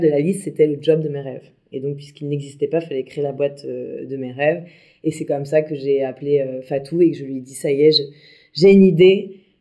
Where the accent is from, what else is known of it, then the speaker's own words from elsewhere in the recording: Brittany, France; je suis bretonne